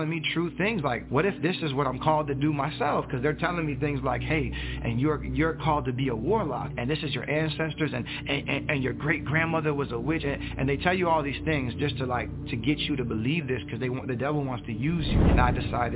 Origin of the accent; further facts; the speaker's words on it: Fort Lauderdale, Florida, United States; now in Central Florida, United States; I was born and raised in Fort Lauderdale, Broward County, Florida